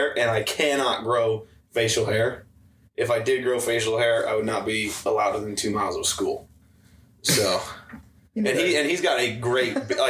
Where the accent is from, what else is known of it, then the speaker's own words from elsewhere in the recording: Findlay, Ohio, United States; Findlay, Ohio.